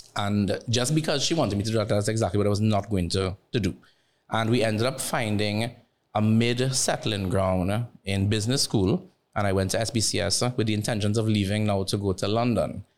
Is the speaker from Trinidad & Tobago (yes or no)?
yes; Barataria, San Juan–Laventille, Trinidad & Tobago; chubby brown skin boy from Barataria